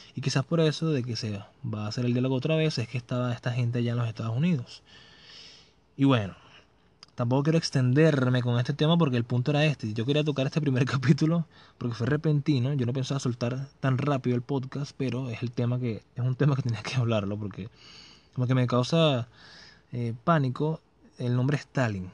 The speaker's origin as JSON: {"language": "Spanish", "country": "Venezuela", "said": "soy venezolano"}